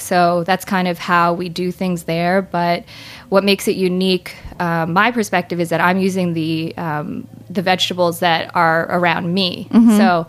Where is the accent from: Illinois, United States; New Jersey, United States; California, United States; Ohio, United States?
New Jersey, United States; moved away; I grew up in New Jersey